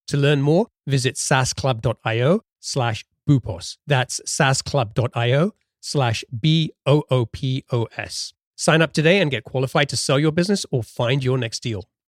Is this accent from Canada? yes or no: no; London, United Kingdom; also born or lived in Pakistan / Denmark; I grew up in, I grew up in London